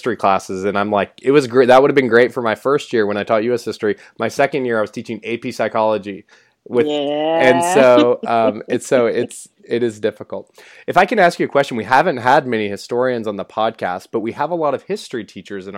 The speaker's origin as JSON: {"language": "English", "town": "Tulsa", "region": "Oklahoma", "country": "United States", "tie": "born or raised there", "said": "I grew up in Tulsa, Oklahoma"}